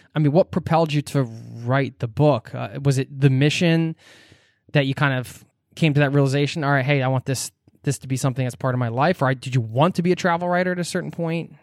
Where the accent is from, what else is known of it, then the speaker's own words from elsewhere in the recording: United States; I'm American.